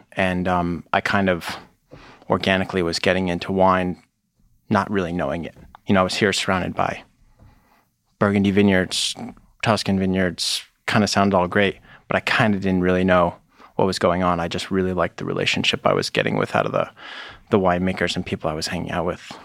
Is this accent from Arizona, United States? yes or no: no; Connecticut, United States; moved away as an adult; also born or lived in Vermont; now in Boston, United States; I grew up in Connecticut, um, basically through high school